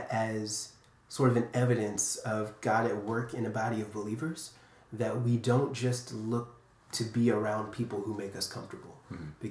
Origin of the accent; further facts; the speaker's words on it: Capitol Heights, Maryland, United States; I grew up in Capitol Heights, Maryland, so a little suburb of D.C.